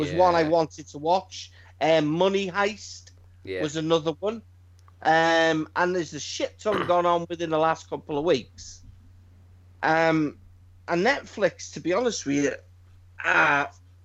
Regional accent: United Kingdom; we're British. We speak English

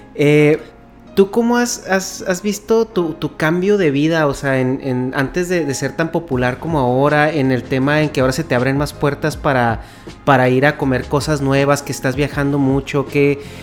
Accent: Mexico; moved away as an adult; now in California, United States; Soy de México originalmente

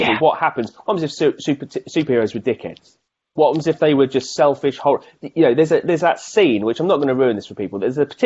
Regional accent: United Kingdom; being British

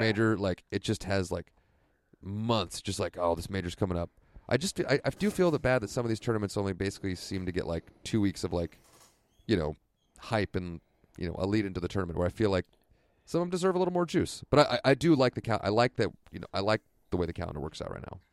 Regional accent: Santa Rosa, California, United States; here in my hometown of Santa Rosa

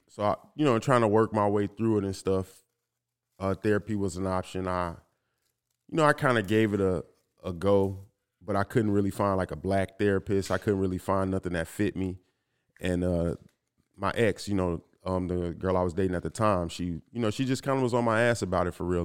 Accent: Inglewood, California, United States; growing up in Inglewood

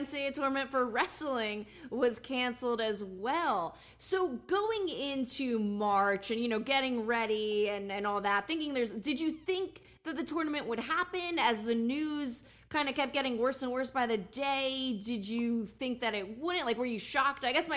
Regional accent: New Jersey, United States; we're both from Jersey

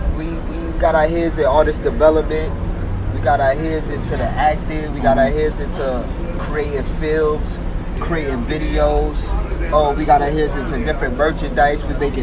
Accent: New York City, New York, United States; I'm originally from Harlem, New York. Mm-hmm. Born and raised, but I've been all over New York. Mm-hmm. I can't just say I'm actually in one spot, but I'm from Harlem.

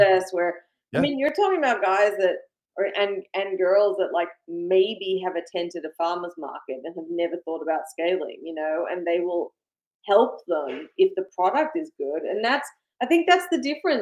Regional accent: Australia; moved away as an adult; now in United States; I grew up in Australia

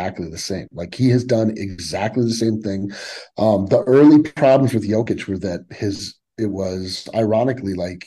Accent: Fort Collins, Colorado, United States; When I was a kid growing up in Fort Collins, which is like an hour north of Denver

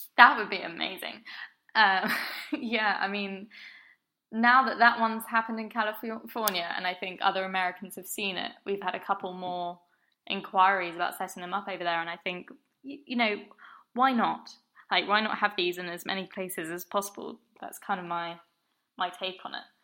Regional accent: Brighton, South East England, United Kingdom; moved away as an adult; now in London, United Kingdom; I grew up in Brighton by the sea

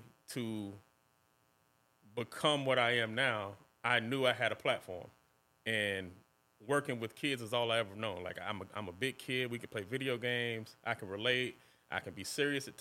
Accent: Gainesville, Florida, United States; my community, I'm from East Gainesville

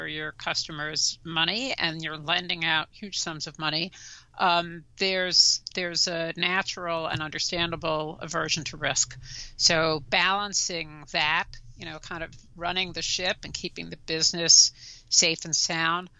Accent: New York City, New York, United States; accent: New York; also born or lived in New Jersey; I'm a native New Yorker. You probably tell from my accent, born and raised in Brooklyn

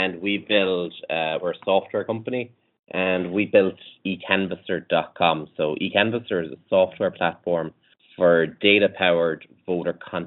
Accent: Ireland; accent: Irish; We're based in Ireland

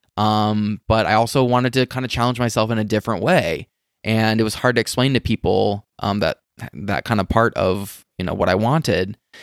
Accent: Las Vegas, Nevada, United States; I'm from Vegas. I grew up here.

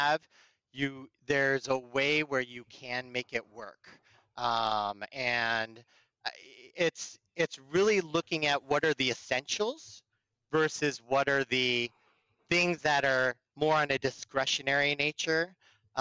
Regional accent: Burlingame, California, United States; I grew up in the Bay Area and the peninsula. I'm a Burlingame High School kid

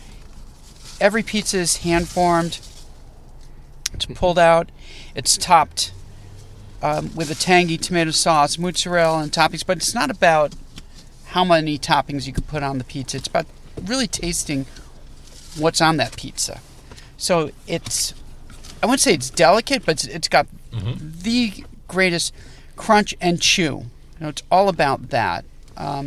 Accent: New Haven, Connecticut, United States; now in Chicago, United States; I grew up in New Haven, which has what I believe to be the best pizza in the world

